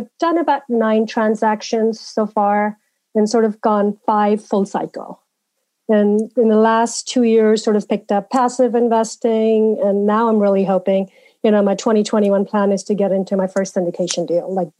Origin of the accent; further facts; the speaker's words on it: Malawi; also born or lived in India; now in United States; I grew up in Africa, Malawi, in India, and sort of, you know, that's sort of where my early childhood and living was. Then I came to the U.S.